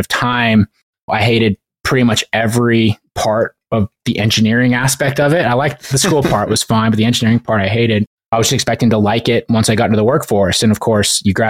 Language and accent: English; Montana, United States; I grew up in Montana